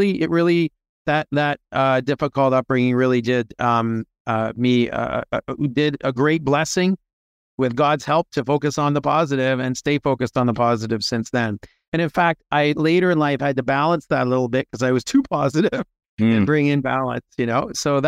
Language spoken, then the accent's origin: English; Toronto, Ontario, Canada; moved away as an adult; also born or lived in Montreal; now in United States; I was born in Montreal during the what was called the FLQ crisis. My dad and many other people moved to Toronto. And so was born in Canada, grew up in and around Toronto, Canada, and eventually moved to the U.S. when I was in my late 20s.